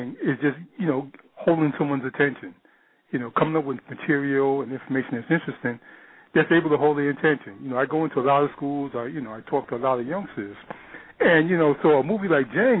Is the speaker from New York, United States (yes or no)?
yes; New York, United States; I'm from New York, born and raised in New York. Lived in New York for the majority of my life and still do. Currently, I reside in the Bronx.